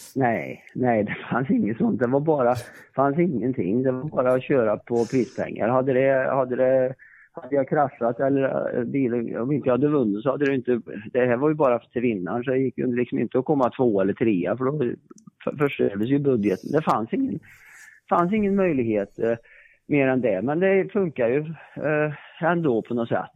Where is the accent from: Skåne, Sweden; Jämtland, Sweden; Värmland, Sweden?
Värmland, Sweden; Jag kommer ju från Värmland